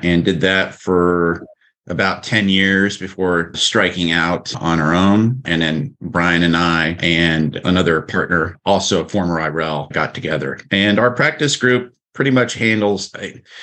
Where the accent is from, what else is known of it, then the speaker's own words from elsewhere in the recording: Texas, United States; moved away; also born or lived in California; I'm originally from Texas and then was out in California for a long time